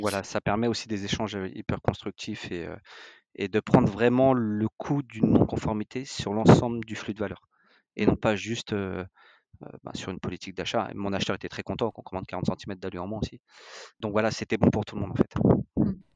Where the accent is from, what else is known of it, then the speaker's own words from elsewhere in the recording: France; on est français, on est des latins